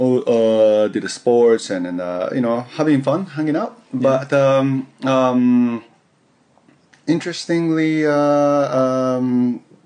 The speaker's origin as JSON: {"language": "English", "town": "Yokohama", "region": "Kanagawa", "country": "Japan", "tie": "born or raised there", "also_born_or_lived": "United States", "second_language": "English", "moved": "as an adult", "said": "I was born and raised in Yokohama, Tokyo, near Tokyo, in Japan"}